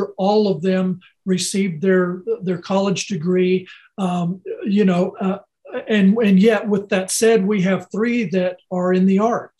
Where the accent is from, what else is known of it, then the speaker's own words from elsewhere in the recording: New Mexico, United States; growing up in the West, I feel like I have a voice and I have something to say that represents this part of the world in a different way because I understand it. And, you know, I grew up here